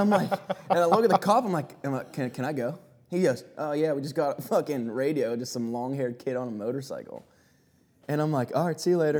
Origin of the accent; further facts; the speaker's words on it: Pittsburgh, Pennsylvania, United States; I'm from Pittsburgh.